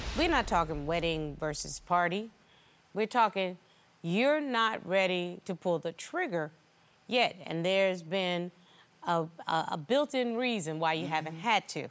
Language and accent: English; the South, United States; I'm from the South